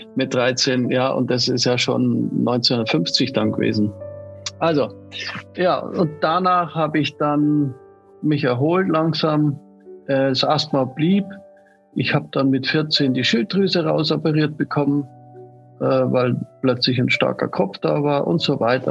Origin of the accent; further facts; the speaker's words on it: Munich, Bavaria, Germany; ich bin in München geboren